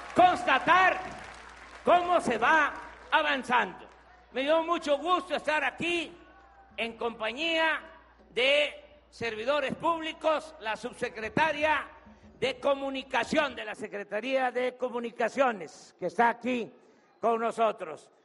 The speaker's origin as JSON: {"language": "Spanish", "region": "Tabasco", "country": "Mexico", "said": "Voy a permanecer en mi estado, en mi tierra, en mi agua"}